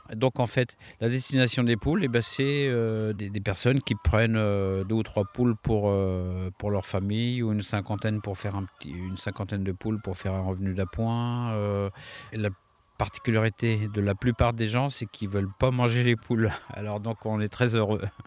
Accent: the Orléans region, Centre-Val de Loire, France; chez nous, enfin dans la région orléanaise

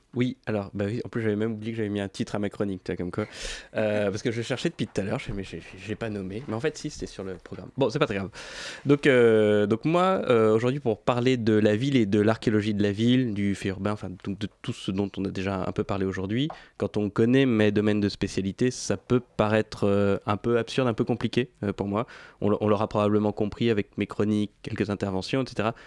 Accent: Paris, Île-de-France, France; je suis né et j'ai grandi à Paris

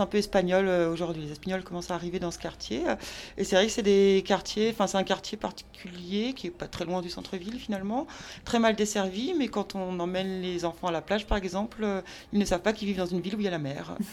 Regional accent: Brittany, France; now in Marseille, France; je suis bretonne à la base

